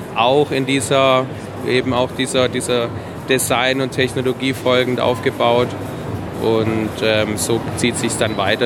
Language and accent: German; Swabia, Germany